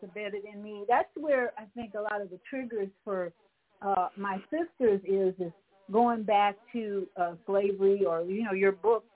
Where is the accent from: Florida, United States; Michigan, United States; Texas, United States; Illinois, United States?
Illinois, United States; Chicago; growing up in Hyde Park, which is a very diverse racial community